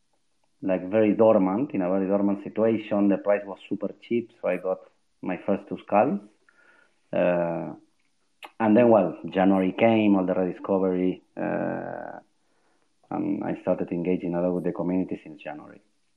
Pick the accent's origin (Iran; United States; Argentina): Argentina; now in Spain; I'm from Argentina, but yes, I'm living in Spain